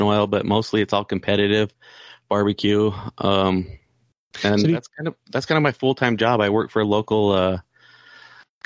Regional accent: Salt Lake City, Utah, United States; I was born here, raised in Salt Lake City

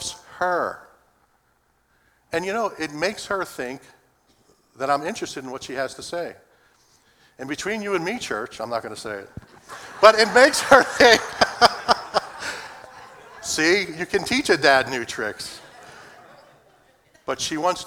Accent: Philadelphia, Pennsylvania, United States; Growing up in Philadelphia, my mother, for the part of our early life, was a homemaker

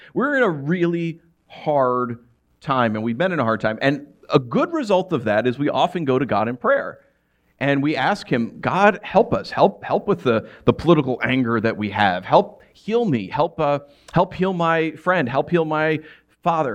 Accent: New York, United States; moved away; growing up in New York

